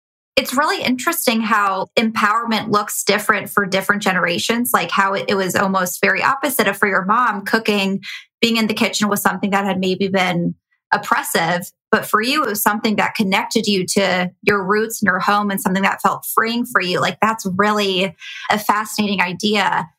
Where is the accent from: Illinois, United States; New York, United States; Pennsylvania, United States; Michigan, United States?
Illinois, United States; Chicago; now in California, United States; I mean, I moved to California from Chicago and that was hard for me.